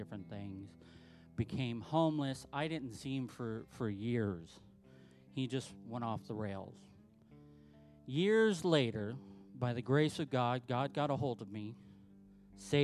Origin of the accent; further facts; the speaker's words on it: Southern California, United States; now in Salt Lake City, United States; I'm from Southern California